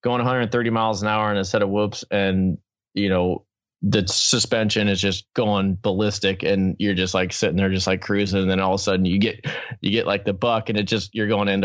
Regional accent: Southern California, United States; I grew up in SoCal.

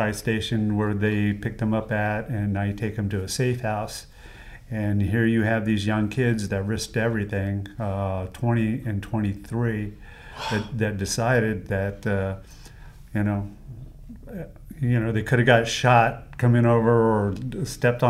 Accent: United States; as an American

